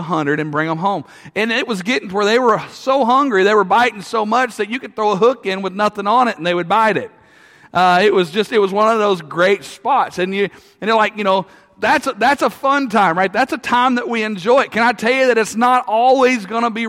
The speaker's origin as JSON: {"language": "English", "town": "Russellville", "region": "Arkansas", "country": "United States", "tie": "born or raised there", "said": "I grew up in Russellville"}